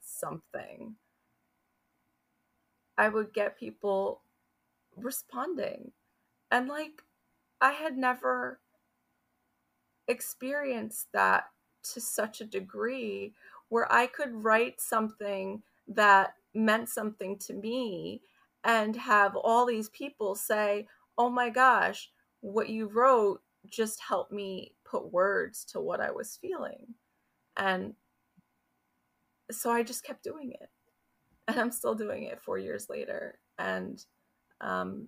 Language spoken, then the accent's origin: English; New Jersey, United States; I live in New Jersey. I grew up in New Jersey.